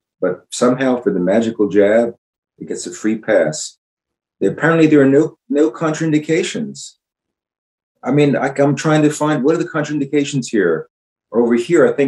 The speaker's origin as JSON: {"language": "English", "town": "Philadelphia", "region": "Pennsylvania", "country": "United States", "tie": "born or raised there", "said": "Growing up in Philadelphia, where the Declaration of Independence was signed"}